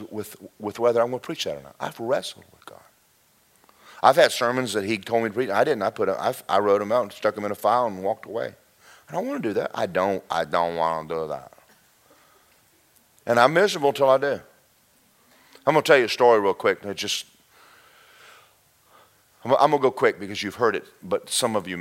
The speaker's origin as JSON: {"language": "English", "region": "Southern US", "country": "United States", "moved": "as an adult", "lives_now": "Florida, United States", "said": "I'm not from Florida. Where I'm from is four seasons"}